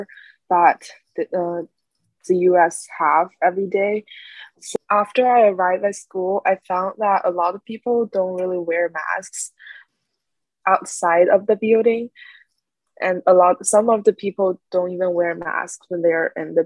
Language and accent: English; eastern China, China; English is a second language; moved away as an adult; now in North Carolina, United States; I'm from the east part of China, and I go to school in North Carolina